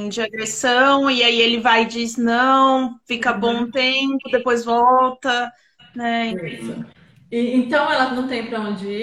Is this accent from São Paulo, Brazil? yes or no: yes; São Paulo, Brazil; moved away as an adult; now in France; eu, eu sou de São Paulo